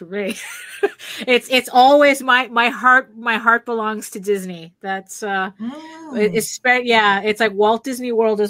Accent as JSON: {"language": "English", "town": "Valencia", "region": "Valencian Community", "country": "Spain", "tie": "born or raised there", "also_born_or_lived": "New York", "moved": "yes", "said": "go back to Spain, to my hometown. It's a small city. It's Valencia."}